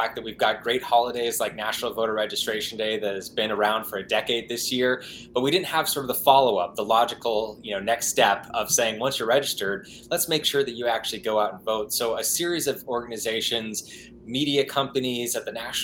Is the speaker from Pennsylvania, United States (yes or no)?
no; Hysham, Montana, United States; moved away as an adult; now in Washington, D.C., United States; I grew up in Montana. Yeah, I lived there for all my life before just about a year ago when I moved over to Washington, D.C.